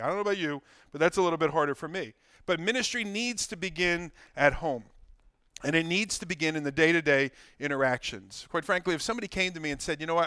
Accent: Ewing, New Jersey, United States; I love my hometown. I love Ewing. I love Mercer. I love Bucks

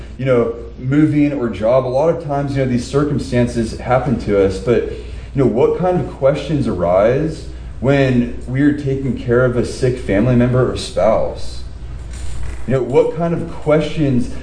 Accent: Southern California, United States; being born and raised in Southern California

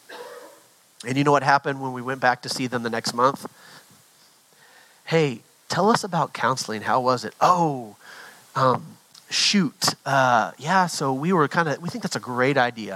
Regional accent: Texas, United States; We're too Texan

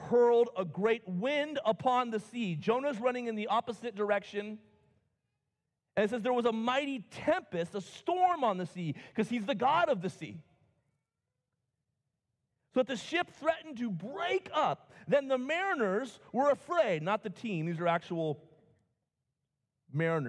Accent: United States; I love being an American

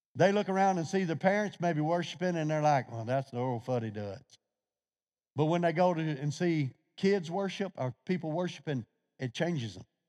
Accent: Louisiana, United States; I'm from Louisiana

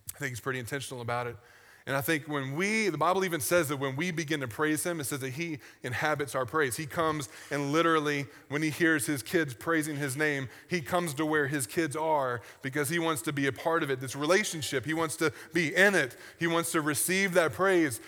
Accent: United States; as an American

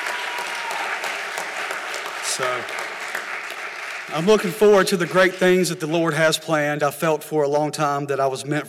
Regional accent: Hillsboro, United States; I was born in Hillsboro, and I was lucky enough to have a family that was really involved in church when I was young

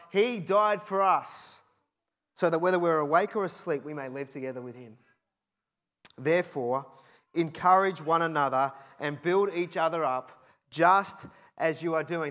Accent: Cheltenham, South West England, United Kingdom; I grew up in Cheltenham

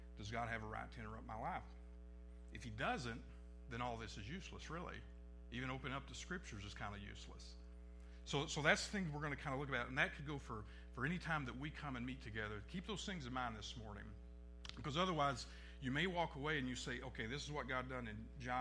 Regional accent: Northeast Arkansas, United States; I come from Northeast Arkansas

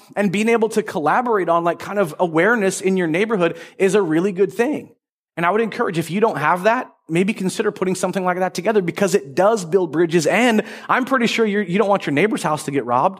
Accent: Marysville, United States; growing up in North Marysville

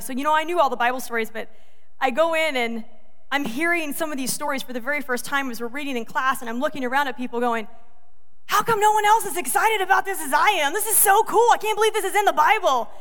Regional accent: the South, United States; moved away as an adult; also born or lived in Georgia; now in Michigan, United States; I'm from the South. We don't even speak English right.

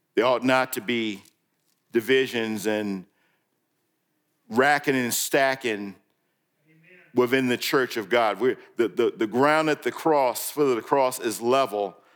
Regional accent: New York, United States; moved away; when I grew up in New York

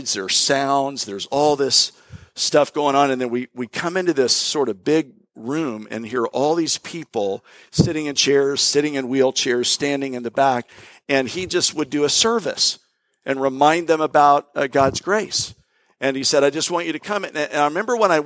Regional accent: Florida, United States; moved away; also born or lived in Jacksonville, Florida / Tampa, Florida / Bradenton, Florida; I grew up, I'm a native Floridian. I was born in Jacksonville

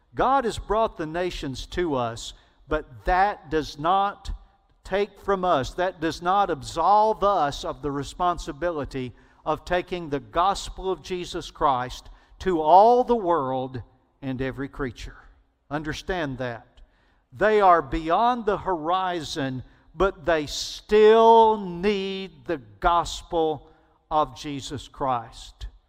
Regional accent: Alabama, United States; I grew up in Alabama

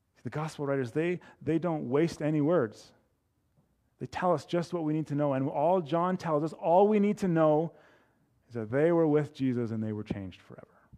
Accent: Edmonton, Alberta, Canada; also born or lived in Calgary; living at where I grew up in Edmonton

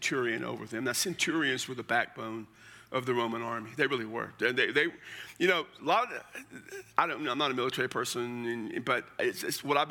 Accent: Texas, United States; I'm from Texas

